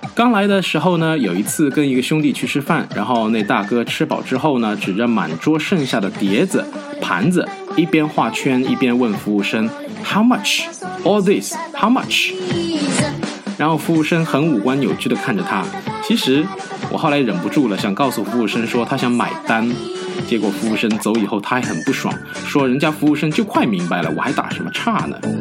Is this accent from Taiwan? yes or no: no; China; moved away; 按照我们中国人的理解就是 "是的，我没有吃过"